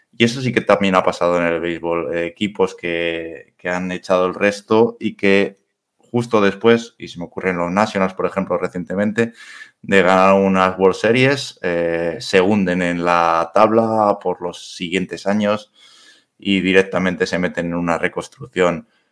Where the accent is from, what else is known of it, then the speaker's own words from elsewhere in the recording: Madrid, Community of Madrid, Spain; yo soy madrileño, eh, nacido en Madrid, tengo abuelos gallegos